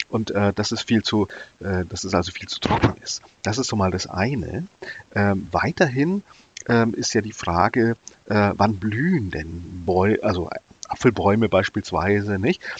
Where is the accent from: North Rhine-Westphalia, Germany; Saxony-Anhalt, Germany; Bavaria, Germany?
Bavaria, Germany; Nuremberg; bin dann auch als Jugendlicher zum Bund Naturschutz in Bayern, ich komme aus Nürnberg, gegangen, ja.